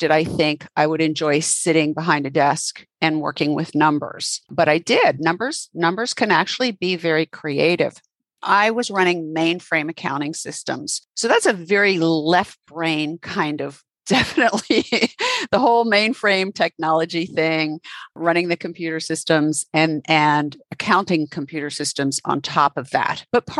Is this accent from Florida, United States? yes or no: no; New Jersey, United States; moved away as an adult; now in Central North Carolina, United States; I was raised in New Jersey